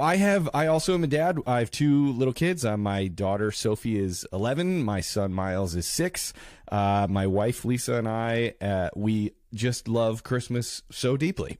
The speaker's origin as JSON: {"language": "English", "town": "Carol Stream", "region": "Illinois", "country": "United States", "also_born_or_lived": "New York City", "moved": "yes", "lives_now": "Los Angeles, United States", "said": "I'm originally from Chicago, Illinois, uh, from, uh, the suburb of Carroll Stream"}